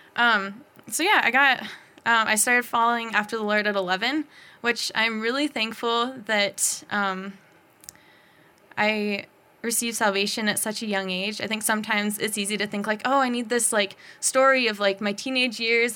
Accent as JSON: {"language": "English", "town": "Bozeman", "region": "Montana", "country": "United States", "tie": "born or raised there", "said": "born and raised in Bozeman"}